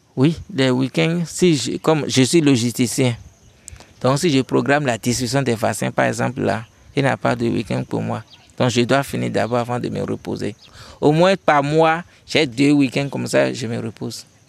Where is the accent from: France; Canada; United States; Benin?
Benin; chez nous au Bénin